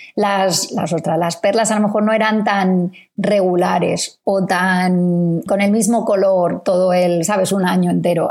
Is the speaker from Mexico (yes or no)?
no; Spain; now in Australia; investigadores españoles en Australia